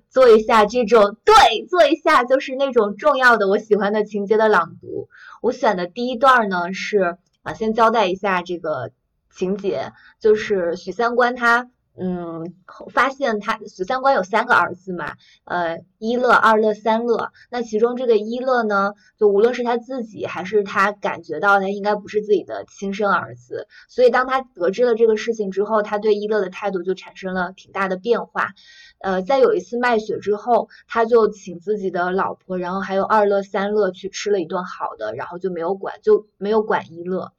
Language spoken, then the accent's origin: Chinese; China; 我们作为一个中国人